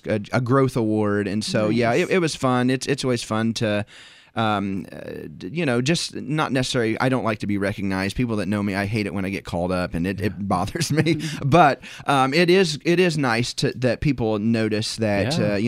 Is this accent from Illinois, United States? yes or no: yes; Sterling, Illinois, United States; also born or lived in Green Bay, Wisconsin; We came from Sterling, Illinois.